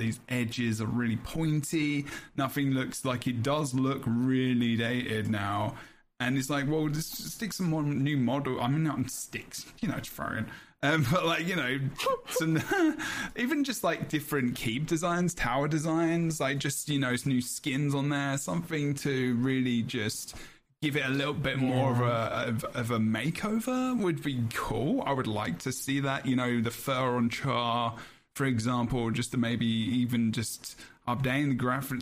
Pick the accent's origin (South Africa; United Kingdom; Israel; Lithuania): United Kingdom; London; accent: cockney; I'm very silent T because I'm from London.